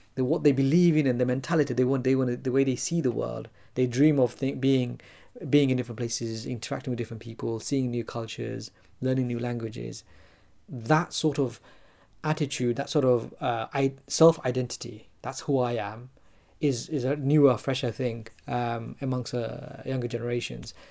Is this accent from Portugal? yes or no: no; London, United Kingdom; I was born in London. I was brought up in the UK.